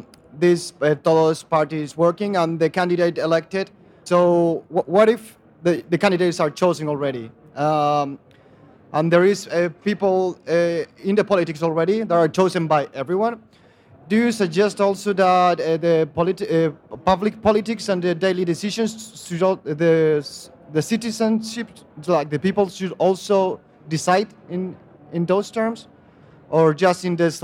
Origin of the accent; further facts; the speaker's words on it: Chile; I'm from Chile.